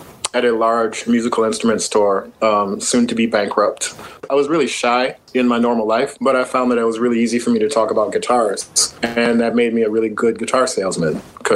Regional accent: Milwaukee, Wisconsin, United States; moved away as an adult; also born or lived in Minneapolis; now in New York, United States; Born and raised in Milwaukee until about 21 or so. I moved to Minneapolis to, you know, follow the music business.

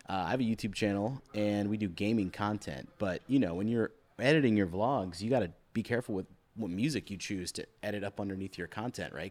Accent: Virginia, United States; also born or lived in New York; now in Atlanta, United States; I'm from Virginia

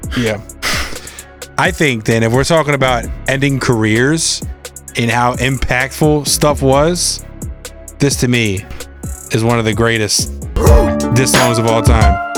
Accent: East Coast, United States; I'm from the East Coast

